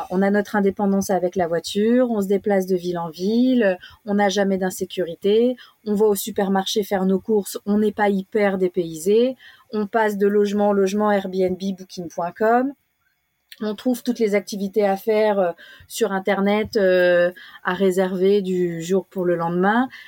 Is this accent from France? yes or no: no; Australia; c'était c'est important pour nous on vient on vient d'Australie qui euh, de l'Australie qui a qui a quand même euh, une histoire avec avec la, la, culture aborigène